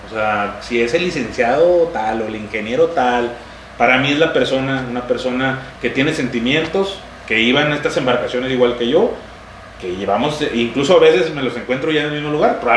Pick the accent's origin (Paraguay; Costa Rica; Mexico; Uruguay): Mexico; Chiapas; Este, y yo soy orgullosamente chiapaneco. Entonces, de alguna manera, el que me digan no es como una ofensa para mí, es un halago, porque yo me siento mexicano